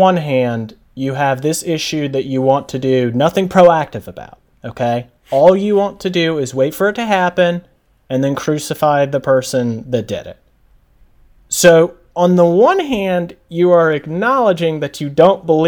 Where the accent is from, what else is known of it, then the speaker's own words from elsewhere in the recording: United States; I, as an American